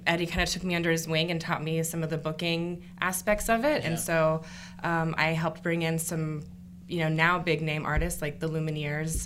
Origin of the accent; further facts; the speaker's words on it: Dayton, Ohio, United States; moved away as an adult; now in Atlanta, United States; I grew up in Dayton, Ohio.